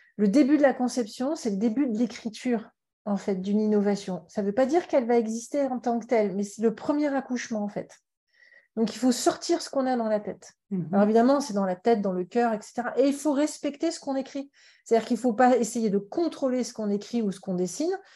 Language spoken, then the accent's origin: French; Paris, Île-de-France, France; je suis née à Paris, mais mes parents sont de la Méditerranée, donc Montpellier et, Carcassonne